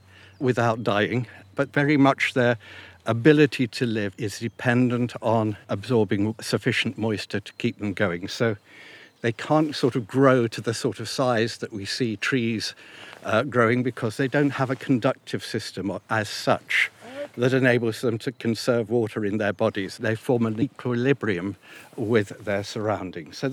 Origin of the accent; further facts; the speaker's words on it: United Kingdom; also born or lived in Africa; I was born in Africa, but I came to Britain when I was nearly 8 years old